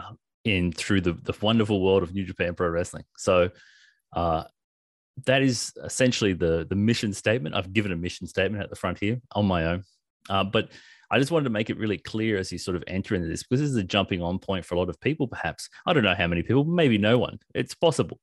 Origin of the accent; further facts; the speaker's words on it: Australia; we are Australian